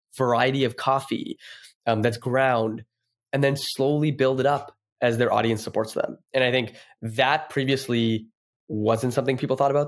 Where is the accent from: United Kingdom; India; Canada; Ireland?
Canada; Toronto, Ontario; moved away as an adult; now in San Francisco, United States; I'm from Toronto, s, and I go back home